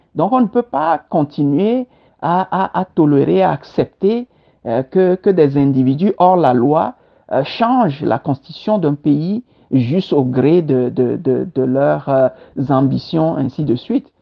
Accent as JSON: {"language": "French", "country": "Togo", "tie": "born or raised there", "also_born_or_lived": "Kpalimé, Togo / Bassar, Togo / Lomé, Togo / Senegal", "moved": "as an adult", "lives_now": "Montreal, Canada", "said": "je suis togolais et fier de l'être"}